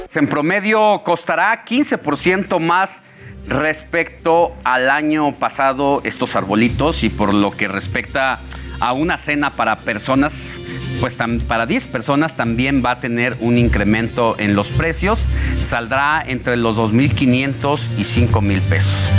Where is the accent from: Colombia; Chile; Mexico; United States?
Mexico; lo que nos depara a los mexicanos